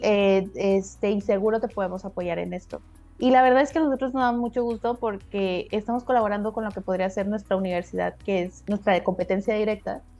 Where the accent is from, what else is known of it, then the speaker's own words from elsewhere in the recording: Guadalajara, Jalisco, Mexico; now in Quintana Roo, Mexico; yo soy de Guadalajara, una ciudad más o menos grande, y cuando no me hallaba, pues, me vine a, Quintana Roo